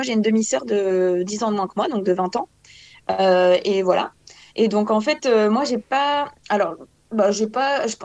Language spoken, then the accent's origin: French; France; now in Belgium; Euh, je suis française, mais là, en ce moment, j'habite en Belgique.